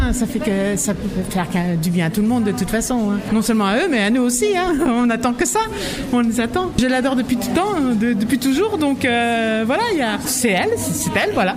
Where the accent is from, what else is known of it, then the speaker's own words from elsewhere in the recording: Brittany, France; chez nous en Bretagne